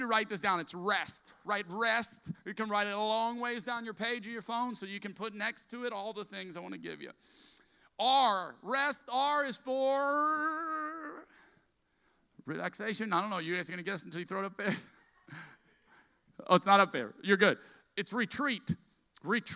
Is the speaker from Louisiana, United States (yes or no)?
yes; South Louisiana, United States; I'm a Cajun from South Louisiana